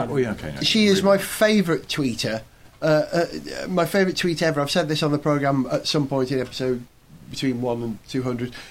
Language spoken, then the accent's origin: English; Wales, United Kingdom; I'm a Welshman.